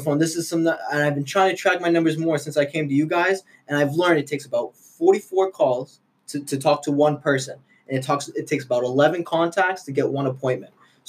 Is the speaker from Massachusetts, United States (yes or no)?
yes; Haverhill, Massachusetts, United States; I grew up in Haverhill.